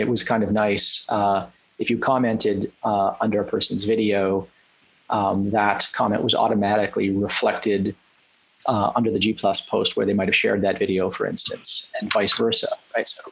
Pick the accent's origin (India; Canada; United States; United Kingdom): Canada; I'm from Canada.